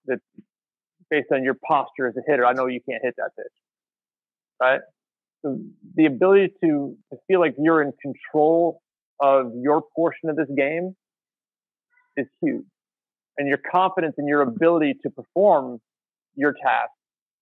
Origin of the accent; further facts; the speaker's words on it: United States; We're American